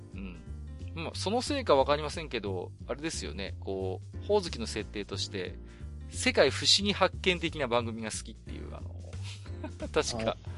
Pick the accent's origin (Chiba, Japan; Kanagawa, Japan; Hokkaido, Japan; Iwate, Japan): Iwate, Japan; 私も岩手の人間ですので